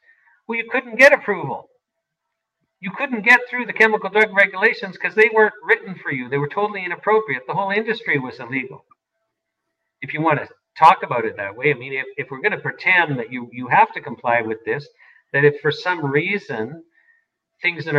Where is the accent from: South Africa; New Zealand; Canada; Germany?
Canada; Saskatoon, Saskatchewan; I grew up in Saskatoon.